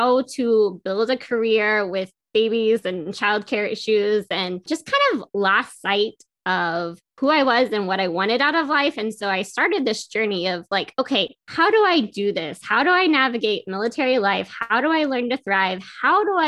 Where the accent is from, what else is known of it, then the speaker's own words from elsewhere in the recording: Carrollton, Texas, United States; moved away; I'm from Carrollton